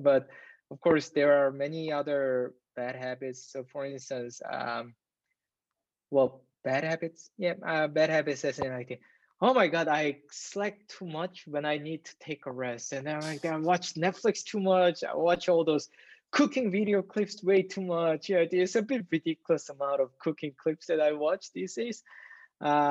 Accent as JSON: {"language": "English", "region": "Seoul", "country": "South Korea", "tie": "born or raised there", "moved": "as an adult", "said": "I was raised in Seoul, which is the capital of Korea."}